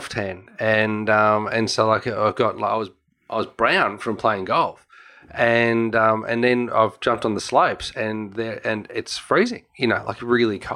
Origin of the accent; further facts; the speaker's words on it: Melbourne, Victoria, Australia; I'm from Australia.